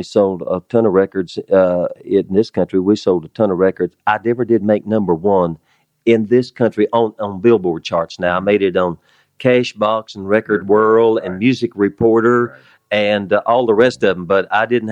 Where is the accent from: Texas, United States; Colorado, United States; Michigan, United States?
Texas, United States; West; moved away as an adult; also born or lived in Nashville; I was from West Texas, a country music man